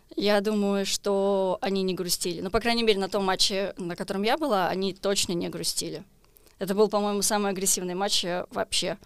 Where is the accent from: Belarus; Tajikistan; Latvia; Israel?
Israel; я из Израиля